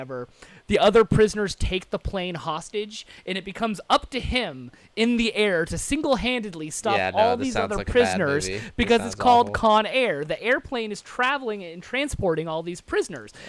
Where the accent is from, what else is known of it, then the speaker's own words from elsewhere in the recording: San Francisco, California, United States; that's in my hometown